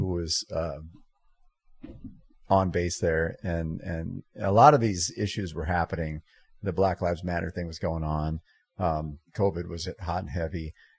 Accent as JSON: {"language": "English", "region": "Iowa", "country": "United States", "also_born_or_lived": "South Dakota", "said": "I was from Iowa"}